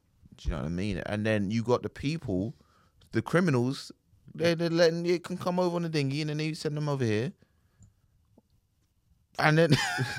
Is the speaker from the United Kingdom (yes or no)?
yes; South East England, United Kingdom; I'm from Kent and I wear this t-shirt.